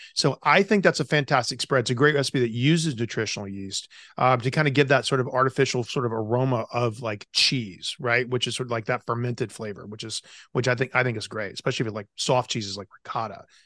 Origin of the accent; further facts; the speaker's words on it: the South, United States; you and I grew up in the South